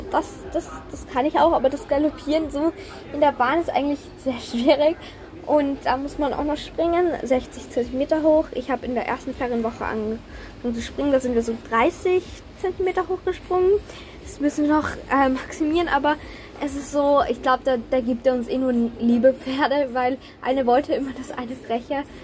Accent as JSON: {"language": "German", "country": "Austria", "said": "Und wenn man die Lizenz hat, dann darf man Turniere reiten. Also so ist das bei uns in Österreich."}